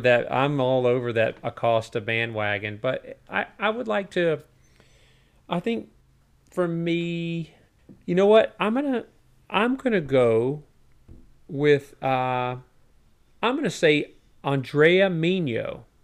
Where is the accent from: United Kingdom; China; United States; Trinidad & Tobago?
United States; it's just two guys from America